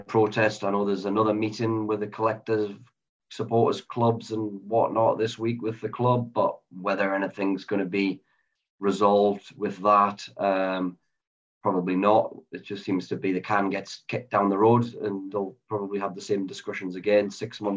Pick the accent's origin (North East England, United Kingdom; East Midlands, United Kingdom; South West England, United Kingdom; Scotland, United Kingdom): North East England, United Kingdom; Sunderland; moved away; the three of us, you know, we're all from Sunderland. We don't live in Sunderland anymore